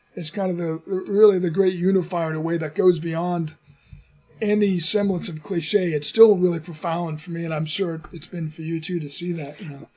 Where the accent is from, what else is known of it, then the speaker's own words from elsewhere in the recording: United States; as an American